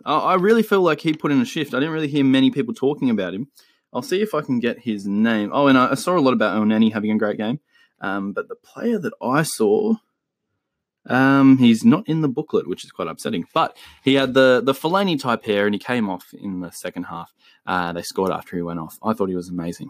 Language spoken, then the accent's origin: English; Australia; also born or lived in Chile; me being Australian and, uh, giving you the Aussie influence